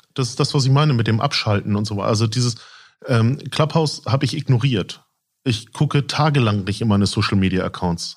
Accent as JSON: {"language": "German", "town": "Lübeck", "region": "Schleswig-Holstein", "country": "Germany", "tie": "born or raised there", "said": "Ich bin äh, eigentlich gebürtiger Lübecker"}